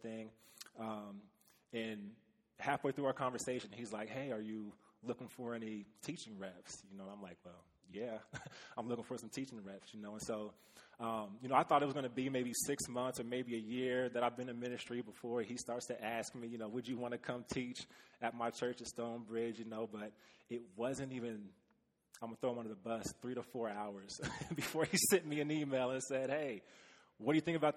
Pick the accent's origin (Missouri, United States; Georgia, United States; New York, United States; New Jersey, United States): Missouri, United States; Kansas City; moved away; So I am from Kansas City, originally born and raised